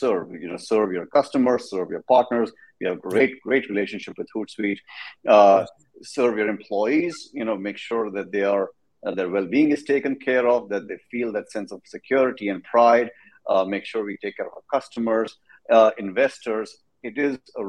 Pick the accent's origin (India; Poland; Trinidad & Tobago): India; moved away as an adult; also born or lived in Texas, United States; now in San Antonio, United States; I'm from India. Come from a place of over a billion people. Love that country. Did my undergrad as a computer engineer. Came to the States in about, I don't know, a long time ago, 22 years ago.